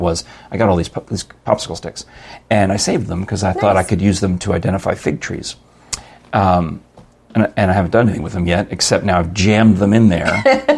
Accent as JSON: {"language": "English", "region": "New York", "country": "United States", "tie": "born or raised there", "moved": "yes", "lives_now": "Knoxville, United States", "said": "where I grew up in New York"}